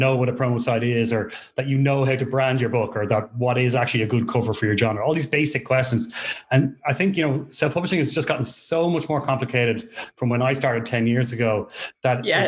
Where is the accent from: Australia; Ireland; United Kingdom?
Ireland; moved away as an adult; now in Portugal; Growing up in Ireland